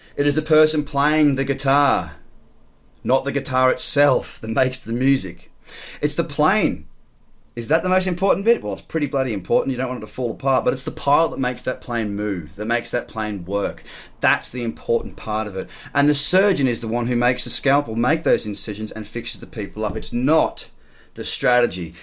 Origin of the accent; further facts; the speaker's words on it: Australia; As an Australian